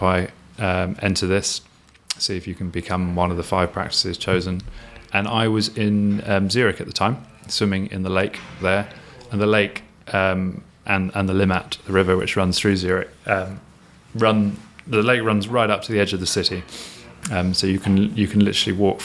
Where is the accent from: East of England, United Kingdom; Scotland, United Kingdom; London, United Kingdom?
London, United Kingdom; I was brought up on in South London near the river